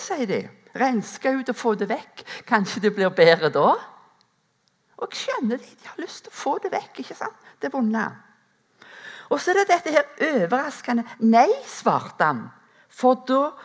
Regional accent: Rennesøy, Rogaland, Norway; moved away; gårdbrukerne hjemme på Rennesøy, der som jeg er ifra

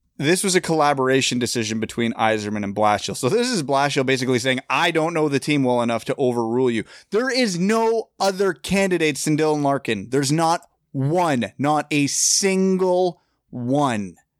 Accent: Kitchener, Ontario, Canada; born or raised there

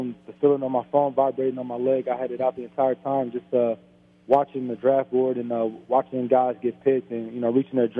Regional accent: Cincinnati, Ohio, United States; I grew up in the Cincinnati area

